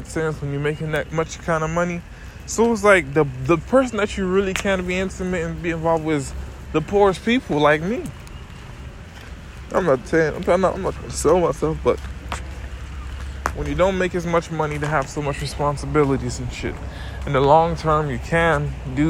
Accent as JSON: {"language": "English", "region": "St. Thomas", "country": "U.S. Virgin Islands", "said": "From St. Thomas, I'm from the Virgin Islands"}